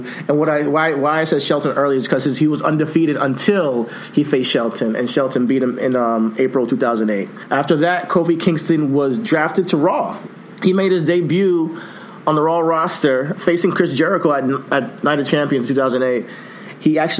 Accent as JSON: {"language": "English", "country": "Nigeria", "said": "So he's my African brother, Ghanaian. I'm Nigerian. He's Ghanaian."}